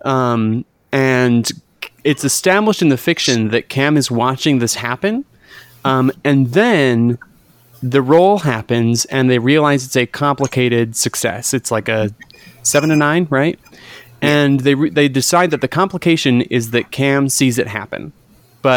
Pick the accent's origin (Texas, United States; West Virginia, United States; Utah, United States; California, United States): Utah, United States; I grew up in Utah